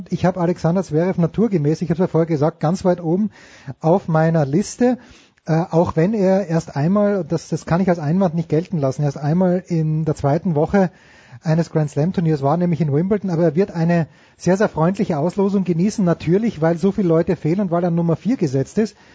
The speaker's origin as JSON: {"language": "German", "region": "Styria", "country": "Austria", "said": "Ich bin ja Steirer"}